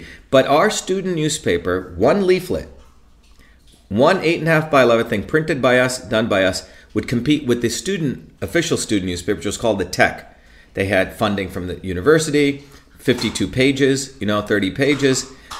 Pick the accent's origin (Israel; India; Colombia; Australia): India; also born or lived in Paterson, United States / Newark, United States; and I came from villages in India and I'd seen poverty all over Bombay and I came from Paterson and Newark.